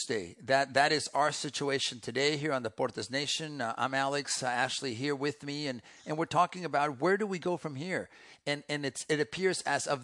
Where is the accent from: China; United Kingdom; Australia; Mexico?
Mexico; now in United States; I grew up in Mexico, where we basically had a one-party system, the PRI